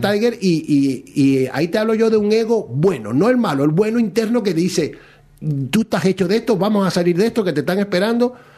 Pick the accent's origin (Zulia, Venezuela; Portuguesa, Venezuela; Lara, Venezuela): Zulia, Venezuela; Maracaibo; moved away as an adult; now in Spain; yo soy de Maracaibo